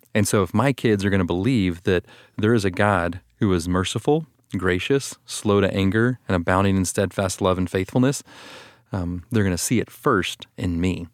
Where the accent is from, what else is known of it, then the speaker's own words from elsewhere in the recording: Austin, Texas, United States; I'm from Austin, Texas